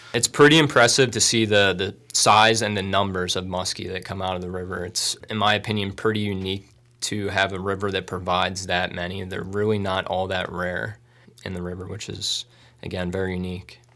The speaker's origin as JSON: {"language": "English", "area": "Bucks County", "region": "Pennsylvania", "country": "United States", "moved": "yes", "lives_now": "Tunkhannock, United States", "said": "I'm originally from Bucks County"}